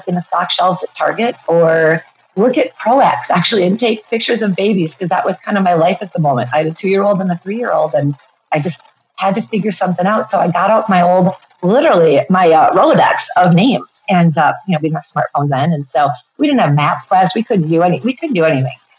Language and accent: English; Minneapolis, Minnesota, United States; now in Bozeman, United States; I live in Bozeman, Montana, but I'm originally from the Minneapolis area